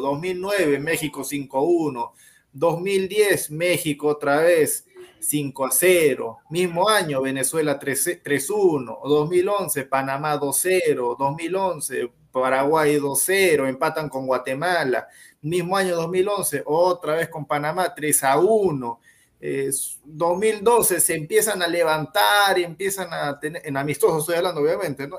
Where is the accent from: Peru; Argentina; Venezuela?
Peru; nosotros somos peruanos